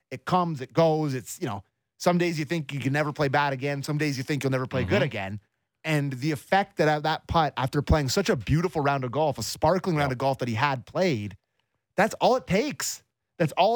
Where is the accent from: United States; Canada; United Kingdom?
Canada